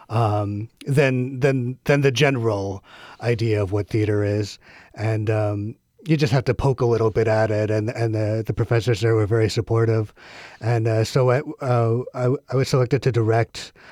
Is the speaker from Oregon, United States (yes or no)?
yes; Corvallis, Oregon, United States; Um, it's a beautiful little liberal bubble of a town.